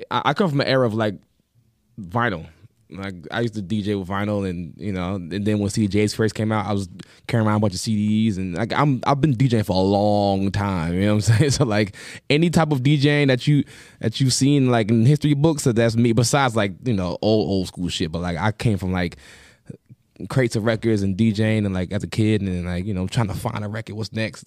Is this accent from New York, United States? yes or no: yes; Long Island, New York, United States; I'm from New York. Long Island